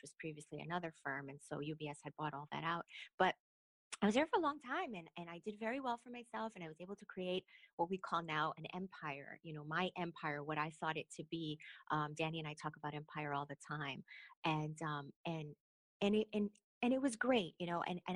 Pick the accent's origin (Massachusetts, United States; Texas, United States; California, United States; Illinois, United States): Illinois, United States; Chicago; moved away as an adult; I grew up in the west side of Chicago, Humboldt Park area